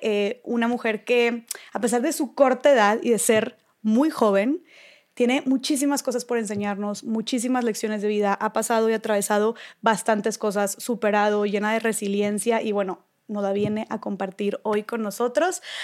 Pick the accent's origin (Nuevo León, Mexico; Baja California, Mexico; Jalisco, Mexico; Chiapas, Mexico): Nuevo León, Mexico; Monterrey; yo soy de Monterrey, vivo en Monterrey